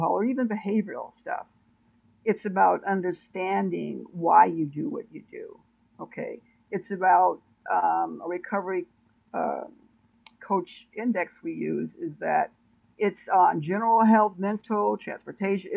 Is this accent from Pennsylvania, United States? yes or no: no; Oakland, California, United States; I'm originally from Oakland, California, which is a very, very, very, very bad town. So my environment was full with drugs